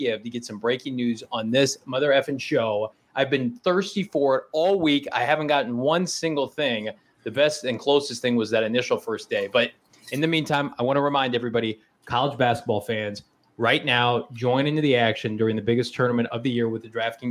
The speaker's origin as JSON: {"language": "English", "region": "Midwest", "country": "United States", "tie": "born or raised there", "said": "I grew up in the Midwest"}